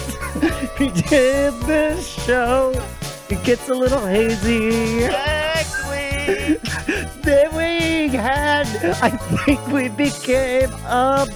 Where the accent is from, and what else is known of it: Wyoming, United States